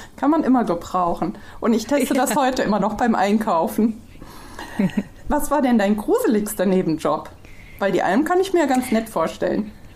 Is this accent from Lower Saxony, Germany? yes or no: no; Hesse, Germany; ich kann noch nicht mal Hessisch und ich bin geborene Hessin